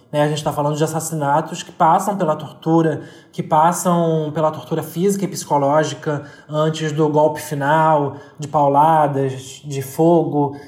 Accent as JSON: {"language": "Portuguese", "town": "São Gonçalo", "region": "Rio de Janeiro", "country": "Brazil", "said": "eu sou de São Gonçalo, que é uma região, é uma cidade periférica aqui do Rio de Janeiro, e eu sou especificamente do Zumbi"}